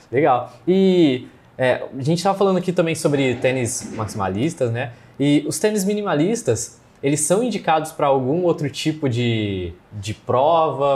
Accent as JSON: {"language": "Portuguese", "town": "Ribeirão Preto", "region": "São Paulo", "country": "Brazil", "said": "a gente é de Ribeirão"}